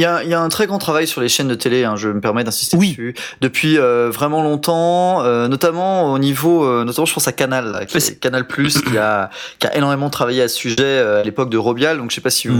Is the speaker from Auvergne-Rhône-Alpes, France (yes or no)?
yes; Haute-Savoie, Auvergne-Rhône-Alpes, France; moi c'est Pays de Savoie parce que je viens de Haute-Savoie